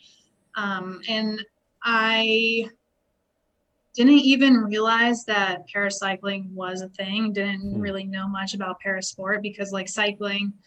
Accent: Alaska, United States; We grew up in Alaska

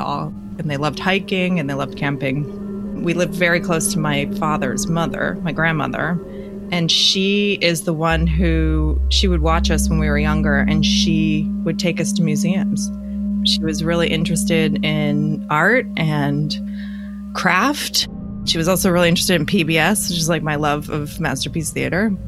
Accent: Florida, United States; I grew up in Florida

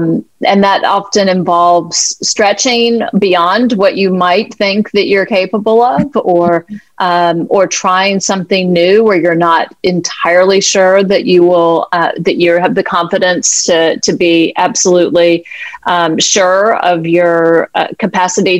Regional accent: the American South, United States; I'm from the American South, a white privileged woman

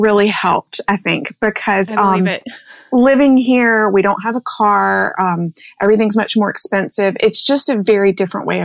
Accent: Birmingham, Alabama, United States; now in New York City, United States; I grew up in Birmingham, Alabama.

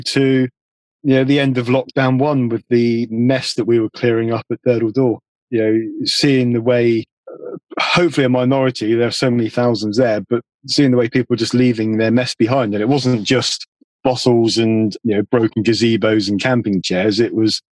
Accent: Devon, South West England, United Kingdom; I've always lived in Devon.

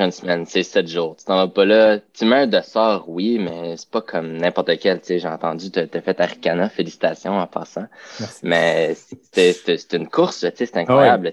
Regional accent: Rive-Nord, Quebec, Canada; je suis de la oh. Rive-Nord

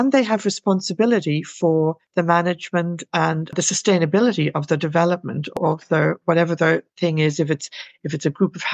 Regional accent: Dublin, Leinster, Ireland; now in London, United Kingdom; I'm Irish

